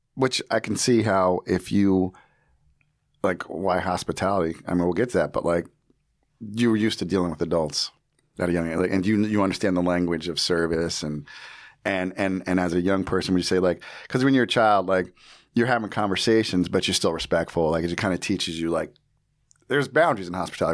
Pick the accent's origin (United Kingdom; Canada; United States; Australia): United States; New Jersey; I grew up in Jersey